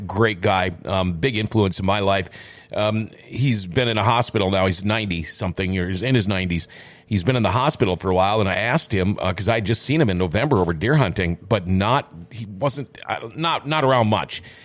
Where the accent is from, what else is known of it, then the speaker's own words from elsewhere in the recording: Thief River Falls, Minnesota, United States; also born or lived in Crookston, Minnesota / California / North Dakota; the beginning of fifth grade, we packed up and moved, uh, back to her hometown in Thief River. And so I consider Thief River Falls to be my hometown